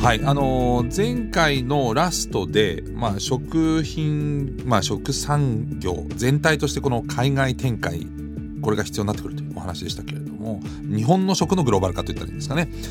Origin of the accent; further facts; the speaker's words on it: Düsseldorf, North Rhine-Westphalia, Germany; moved away; 僕もずっとドイツ生まれ育ったんでデュッセルドルフって大きな日本人街があったんですけど